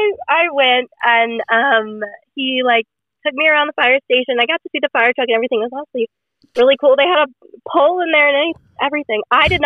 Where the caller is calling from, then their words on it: the South, United States; So I'm just gonna say the Southern United States.